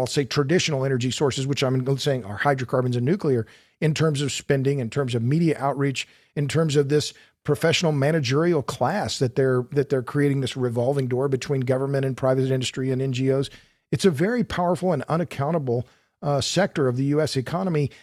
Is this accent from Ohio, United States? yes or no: no; Tulsa, Oklahoma, United States; I'm born and raised in Tulsa, Oklahoma